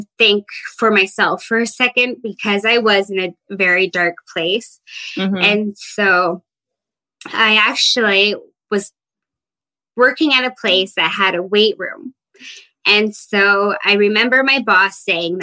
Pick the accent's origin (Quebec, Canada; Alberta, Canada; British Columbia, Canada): British Columbia, Canada; Fraser Lake; moved away as an adult; now in Williams Lake, Canada; I am from Fraser Lake, BC, but currently living in Williams Lake, BC